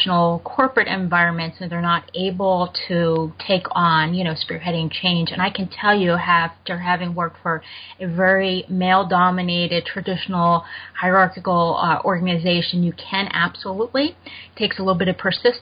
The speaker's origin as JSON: {"language": "English", "country": "Germany", "tie": "born or raised there", "moved": "yes", "said": "I grew up in Germany"}